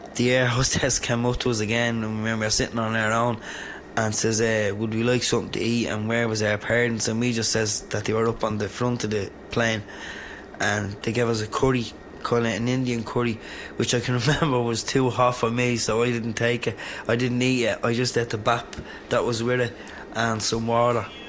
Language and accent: English; Dublin, Leinster, Ireland; I was born and bred in Dublin, reared in Cabra